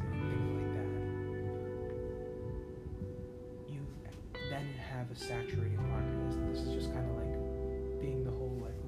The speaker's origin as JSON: {"language": "English", "country": "United States", "said": "as an American"}